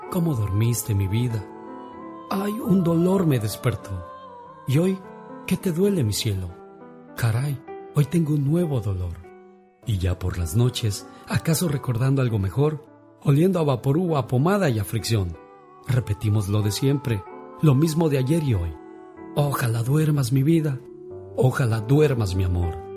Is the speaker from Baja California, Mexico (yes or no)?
no; Monterrey, Nuevo León, Mexico; moved away; Un día salí de Monterrey, Nuevo León, México, pero Monterrey nunca salió de mí.